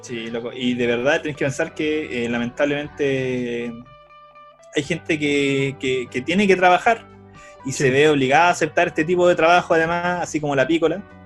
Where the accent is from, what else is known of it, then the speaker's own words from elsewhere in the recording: Chile; somos chilenos